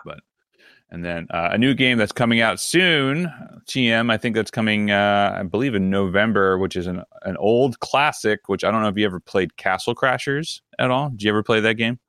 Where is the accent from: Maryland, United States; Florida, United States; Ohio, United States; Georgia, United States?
Maryland, United States; I'm from Southern Mar-, not Southern Maryland, but I'm from Maryland, which is technically still in the South